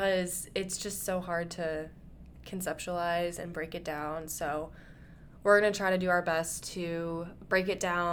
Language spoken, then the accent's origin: English; Midwest, United States; growing up in the Midwest